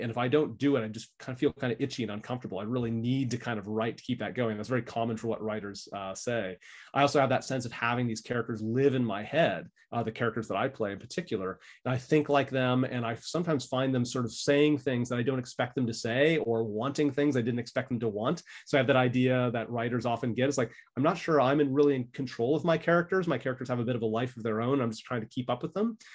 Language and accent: English; California, United States; moved away as an adult; now in Brisbane, Australia; I'm from California originally.